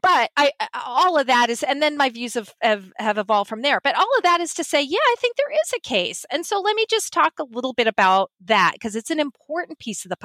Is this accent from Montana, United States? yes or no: yes; Montana, United States; when I grew up in Montana, I'm a Montana native